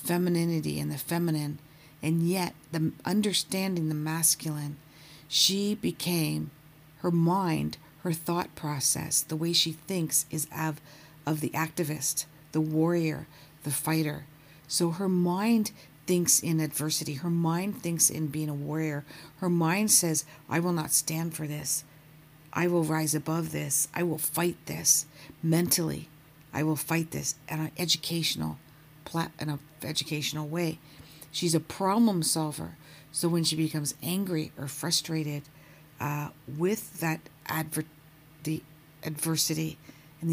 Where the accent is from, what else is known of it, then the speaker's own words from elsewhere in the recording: Canada; now in Toronto, Canada; I am a Canadian based out of Toronto